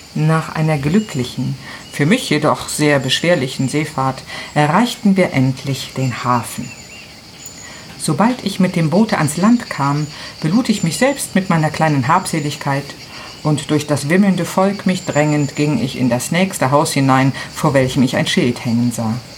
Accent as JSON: {"language": "German", "town": "Milan", "region": "Lombardy", "country": "Italy", "tie": "born or raised there", "second_language": "German", "moved": "as an adult", "lives_now": "Garbagna, Italy", "said": "Äh, ich bin Italienerin. Ich habe immer in Mainland gewohnt"}